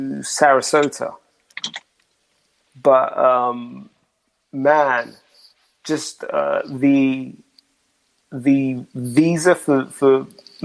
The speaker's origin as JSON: {"language": "English", "region": "London", "country": "United Kingdom", "tie": "born or raised there", "said": "I grew up in South London"}